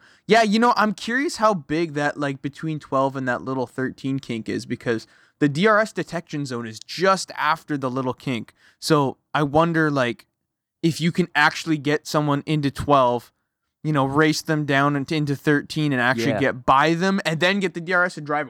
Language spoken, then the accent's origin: English; Canada; you're all from the East Coast. I'm from Canada.